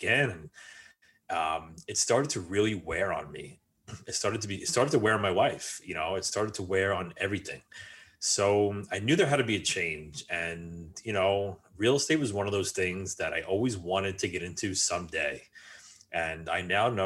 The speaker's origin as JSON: {"language": "English", "region": "New York", "country": "United States", "tie": "born or raised there", "said": "I grew up just outside of New York City"}